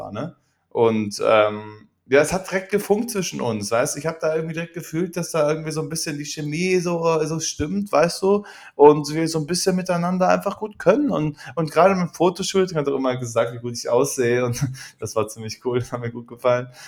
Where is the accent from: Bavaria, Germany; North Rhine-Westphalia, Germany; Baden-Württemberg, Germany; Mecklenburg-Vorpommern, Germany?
North Rhine-Westphalia, Germany; Cologne; weil ich bin ja, ich bin halt Kölsche Mädchen, bin ja Kölsche Mädchen